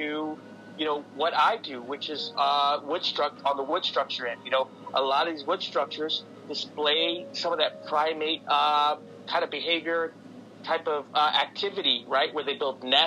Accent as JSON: {"language": "English", "town": "San Antonio", "region": "Texas", "country": "United States", "tie": "born or raised there", "said": "I'm from San Antonio, Texas. I'm a native here"}